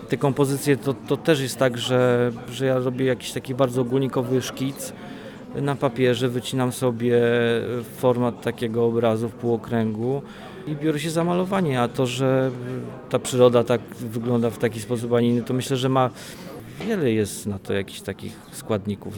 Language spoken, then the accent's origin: Polish; Wolbrom, Lesser Poland, Poland; also born or lived in Olkusz; now in Wrocław, Poland; pochodzę z Wolbromia, urodziłem się w Wolkuszu, a mieszkam we Wrocławiu